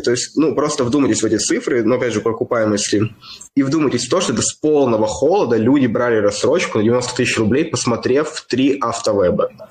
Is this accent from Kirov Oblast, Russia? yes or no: yes; Kirov, Kirov Oblast, Russia; now in Moscow, Russia; Я из Кирова.